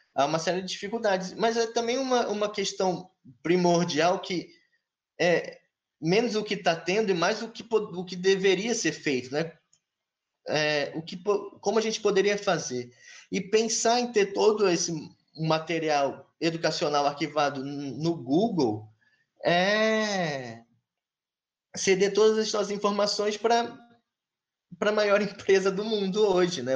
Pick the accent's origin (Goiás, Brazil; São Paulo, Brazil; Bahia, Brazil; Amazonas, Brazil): Goiás, Brazil; Goiânia; moved away; Eu sou de Goiânia